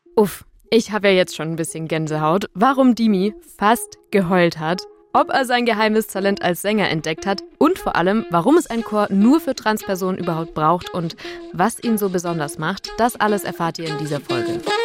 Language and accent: German; a small Bavarian village, Germany; moved away; ich war sieben Jahre lang in dem kleinen bayerischen Dorf, wo ich herkomme, im Kirchenchor